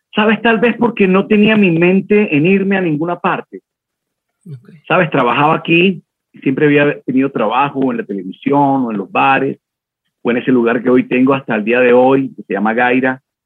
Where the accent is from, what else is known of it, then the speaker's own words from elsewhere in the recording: Caribbean Region, Colombia; now in Bogotá, Colombia; yo, soy del Caribe, eh, y el Caribe es un país. Cuando llegué a vivir a Bogotá, que es otro país